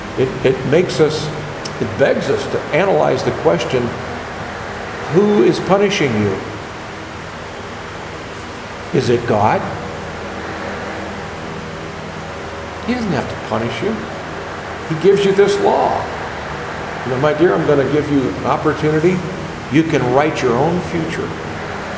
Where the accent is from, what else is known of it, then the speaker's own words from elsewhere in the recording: United States; I'm an American and a taxpayer